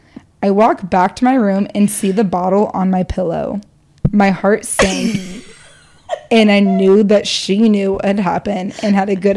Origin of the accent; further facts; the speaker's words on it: Midwest, United States; Growing up in the Midwest, every dad had a garage full of Bud Lights and Mike's Hard Lemonade.